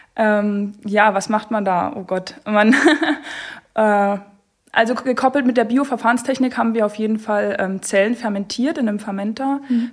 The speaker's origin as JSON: {"language": "German", "town": "Görlitz", "region": "Saxony", "country": "Germany", "also_born_or_lived": "Zittau", "said": "Ich äh, wohne und komme aus Görlitz"}